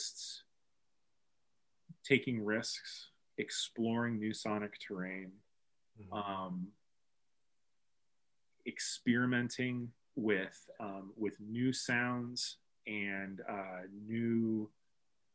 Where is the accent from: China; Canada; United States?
United States; Bloomington, Illinois; moved away as an adult; also born or lived in Chicago; my wife and I moved back to Bloomington Normal from Chicago in 2012.